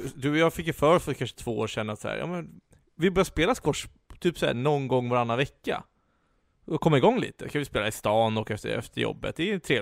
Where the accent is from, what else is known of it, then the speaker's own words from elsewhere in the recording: Stockholm, Stockholm County, Sweden; Vi stockholmare